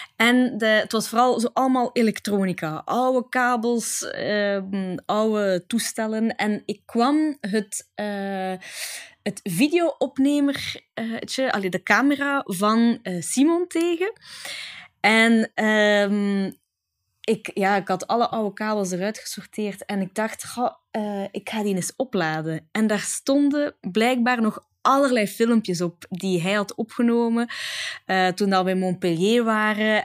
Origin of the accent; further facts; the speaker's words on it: Italy; moved away; heel mijn kindertijd in Italië